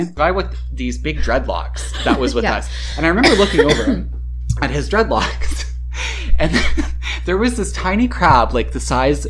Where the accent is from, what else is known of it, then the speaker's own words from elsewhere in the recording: Australia; I thought I was being all Aussie classy and being like, oh, I'm going to Exmouth to scuba dive